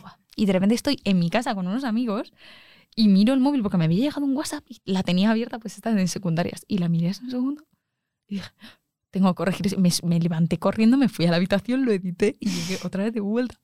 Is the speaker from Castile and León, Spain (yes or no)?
no; Arganda del Rey, Community of Madrid, Spain; yo soy de Arganda